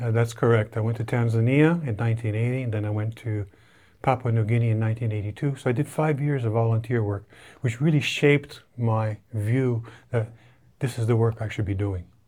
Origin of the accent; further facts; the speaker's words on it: Canada; moved away; as a Canadian